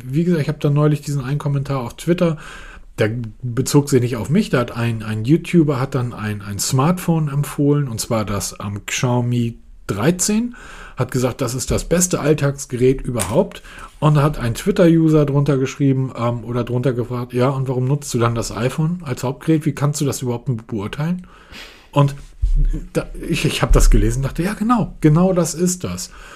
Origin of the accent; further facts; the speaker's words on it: Hamburg, Germany; ich komme aus Hamburg.